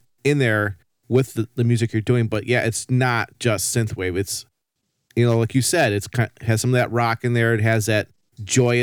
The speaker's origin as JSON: {"language": "English", "town": "Racine", "region": "Wisconsin", "country": "United States", "tie": "born or raised there", "said": "I'm actually a Racine native myself."}